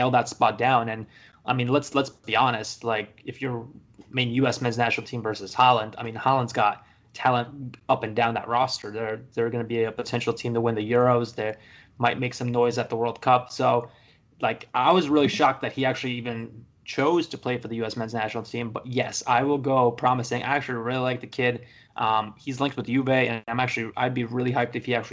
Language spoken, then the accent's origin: English; Poland; now in United States; I live in the States, but everybody knows I'm from Poland